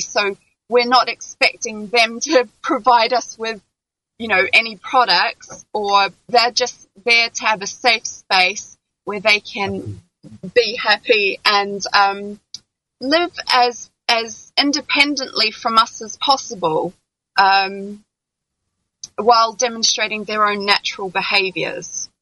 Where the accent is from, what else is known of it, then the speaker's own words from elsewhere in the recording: New Zealand; also born or lived in London; now in France; I'm originally from New Zealand.